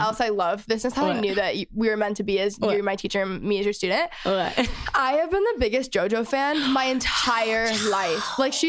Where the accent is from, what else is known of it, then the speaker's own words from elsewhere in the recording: Texas, United States; I'm from Texas, love being a Texas yes. girl.